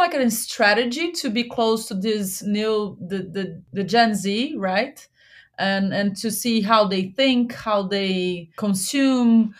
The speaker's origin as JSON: {"language": "English", "town": "Goiânia", "region": "Goiás", "country": "Brazil", "also_born_or_lived": "Jamaica", "moved": "yes", "lives_now": "São Paulo, Brazil", "said": "I'm from Goiânia"}